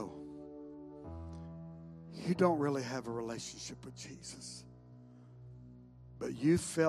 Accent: the South, United States; I grew up in the South, so I know there are many of us, we prayed a prayer when we were young

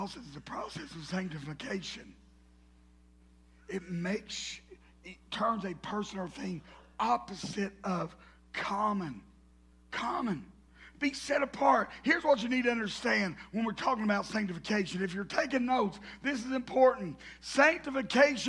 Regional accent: the South, United States; accent: southern; my southern accent.

